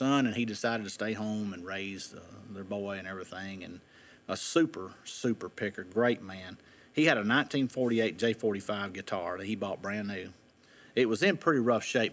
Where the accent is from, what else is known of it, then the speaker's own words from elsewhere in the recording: Drakesboro, Kentucky, United States; when I was a kid in Drakesboro, Kentucky, with my great-grandparents, my grandparents, and all my mom's family were from Drakesboro, and Mose Rager was a neighbor. And so I grew up around Mose Rager